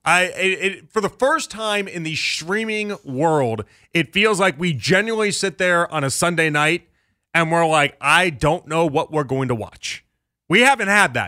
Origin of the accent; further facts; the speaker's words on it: Chicago, Illinois, United States; moved away; I'm from Chicago